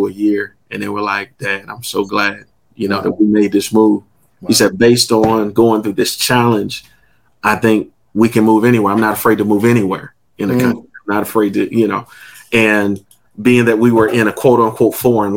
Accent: Maryland, United States; moved away as an adult; now in New Haven, United States; born and raised in Maryland, and 5.5 years ago, we decided to take a full time ministry opportunity in New Haven, Connecticut

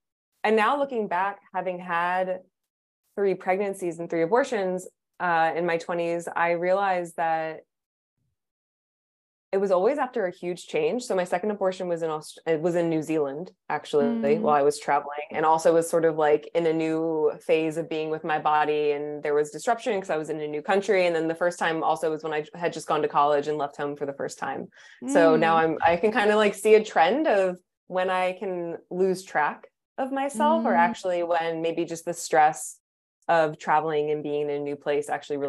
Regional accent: East Coast, United States; also born or lived in San Francisco, United States; now in Portugal; But I'm originally from the East Coast. That's where I grew up.

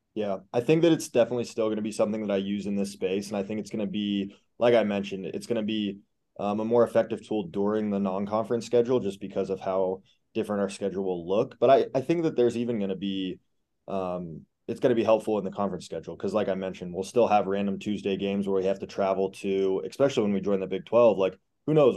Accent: Alaska, United States; I grew up in Alaska

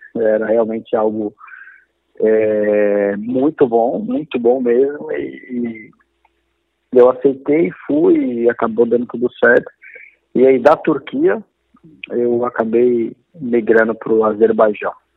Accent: Diadema, São Paulo, Brazil; nasci em Diadema

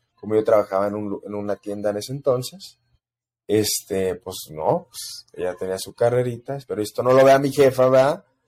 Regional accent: El Paso, Texas, United States; yo crecí en El Paso, Texas

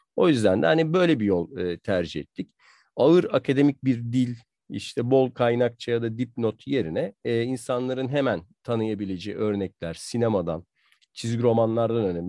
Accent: Southern Marmara, Turkey; ben de Marmaralıyım aslında. Marma, Güney Marmara'da doğup büyüdüm

